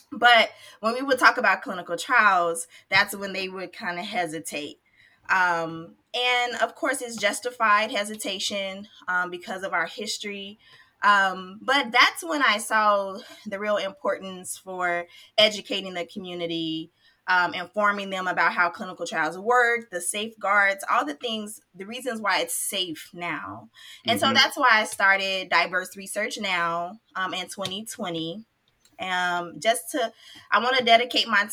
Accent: Chicago, Illinois, United States; now in San Diego, United States; I'm from Chicago

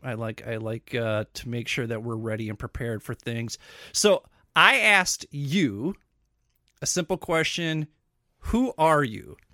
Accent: Minnesota, United States; we sound like this, it's because we're from Minnesota.

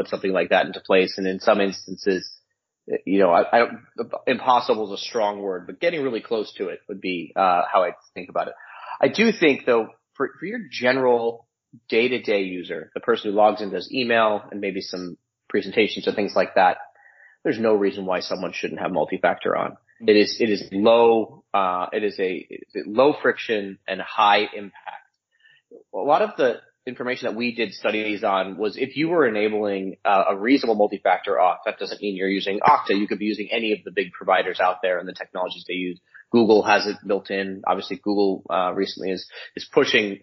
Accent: United States; also born or lived in New Jersey; now in Connecticut, United States; I'm a transplant. My wife's from here. I'm from New York, New Jersey.

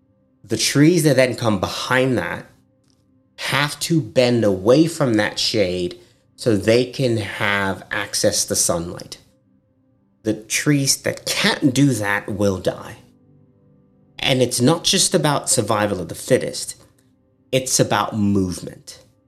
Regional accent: Nigeria; now in United States; I'm Nigerian American.

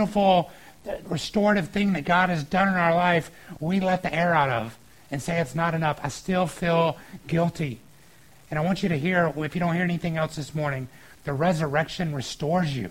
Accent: Georgia, United States; moved away; I grew up in Georgia, and we had this water park there called Whitewater

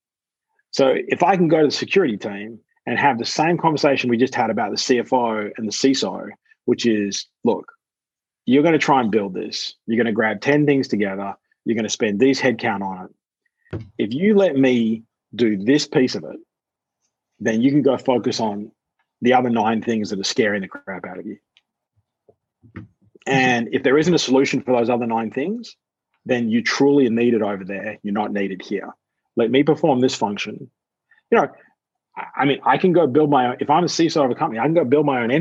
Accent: Australia; as an Australian

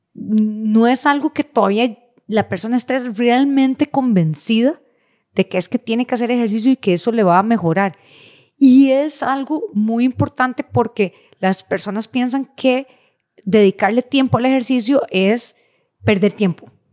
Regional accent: Costa Rica; como buenos ticos

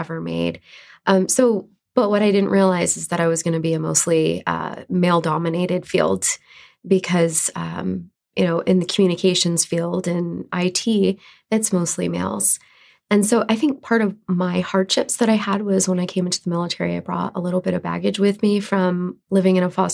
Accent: New York, United States; moved away as an adult; also born or lived in Louisiana; now in Idaho, United States; I was born and raised in New York

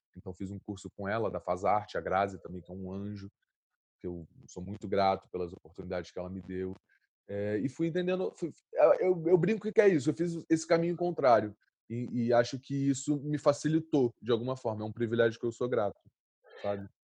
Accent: Rio de Janeiro, Brazil; eu, eu, cresci no Santa Marta, né? Um lugar, uma, uma comunidade

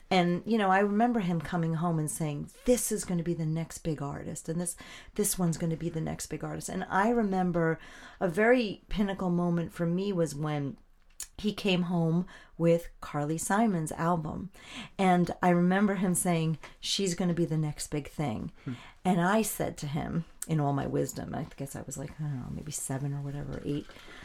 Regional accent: Melville, New York, United States; also born or lived in Manhattan, New York / Queens, New York; now in Stony Brook, United States; I was born in a hospital in Manhattan. I was raised Me too. Yeah, I was raised in Queens until I was about 7. And then my people migrated easterly. So I grew up essentially in Melville in New York.

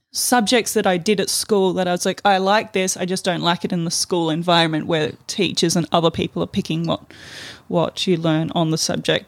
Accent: Palmerston, Northern Territory, Australia; also born or lived in Darwin; raised in Darwin. Um, actually, the, raised in the satellite city of Palmerston

